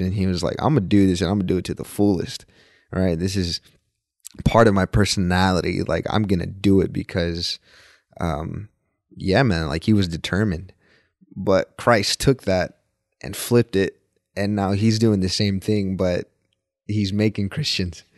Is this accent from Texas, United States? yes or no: yes; Dallas, Texas, United States; also born or lived in Mexico; born and raised in Dallas, Texas